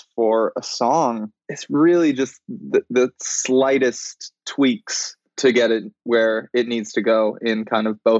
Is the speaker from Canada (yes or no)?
yes; Vancouver, British Columbia, Canada; also born or lived in Hawaii; I grew up in Vancouver with my dad, and then partially in Hawaii with my mom